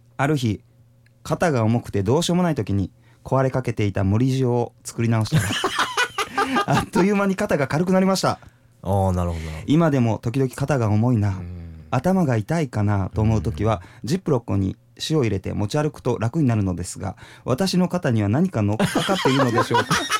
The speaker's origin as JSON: {"language": "Japanese", "area": "Tokachi", "region": "Hokkaido", "country": "Japan", "tie": "born or raised there", "moved": "yes", "said": "実家があの、十勝の更津の皿別村"}